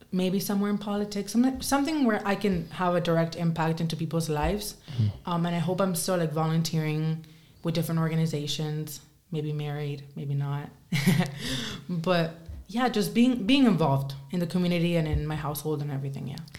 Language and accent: English; Spain; now in United States; I think I'm still a Spaniard at heart